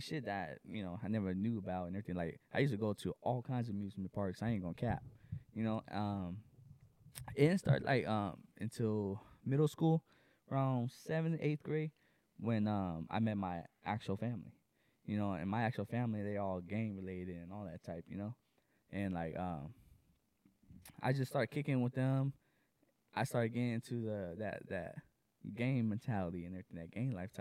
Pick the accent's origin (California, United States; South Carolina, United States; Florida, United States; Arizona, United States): California, United States; Inland Empire, San Bernardino County; I grew up in the Inland Empire, San Bernardino County